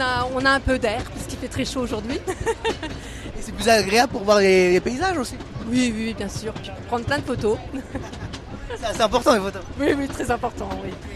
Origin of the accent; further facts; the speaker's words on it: Nancy, Grand Est, France; now in Finistère, France; On est originaire de Nancy et on habite dans le Finistère